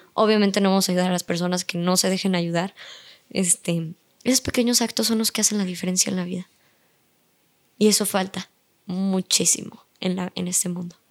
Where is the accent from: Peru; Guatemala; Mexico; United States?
Mexico; Yo, México